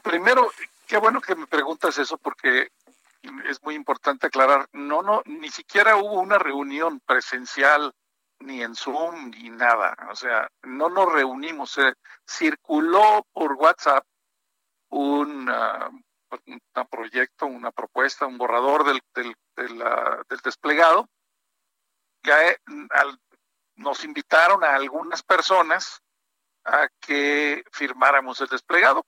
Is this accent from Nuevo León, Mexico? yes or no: yes; Monterrey, Nuevo León, Mexico; now in Mexico City, Mexico; confinado en Monterrey, en mi tierra